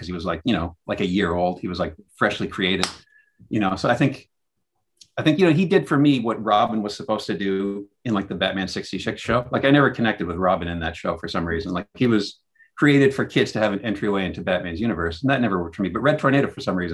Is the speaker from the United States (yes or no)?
no; Kitchener, Ontario, Canada; when I was a kid growing up in Kitchener, Ontario in Canada